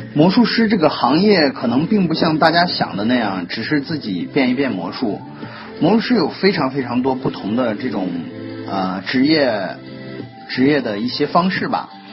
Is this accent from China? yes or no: yes; China; 我们中国人